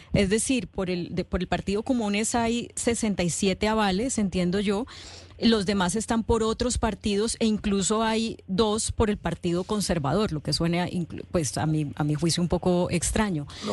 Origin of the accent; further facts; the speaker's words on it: Colombia; cuando uno está como aburrido de pensar como colombiano